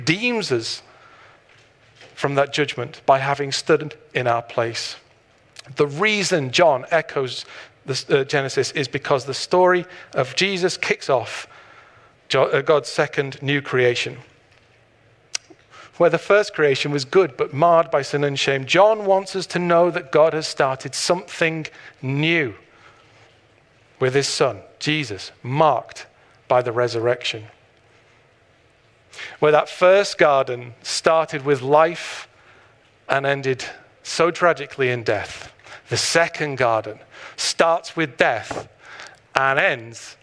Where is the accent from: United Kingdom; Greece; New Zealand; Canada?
United Kingdom; Blackpool, North West England; I was born in Blackpool